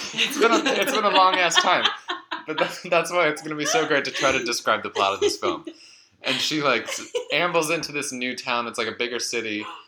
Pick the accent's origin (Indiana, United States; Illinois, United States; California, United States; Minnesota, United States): Minnesota, United States; Eden Prairie; Mallrats, FYI, was also filmed at my hometown's mall, yeah. Eden Prairie Center, Eden Prairie, Minnesota.